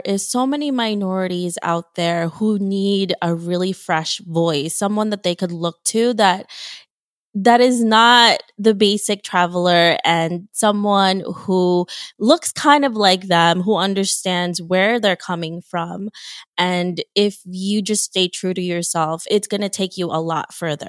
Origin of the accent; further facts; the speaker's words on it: Philippines; moved away; I'm from the Philippines and I immigrated from there.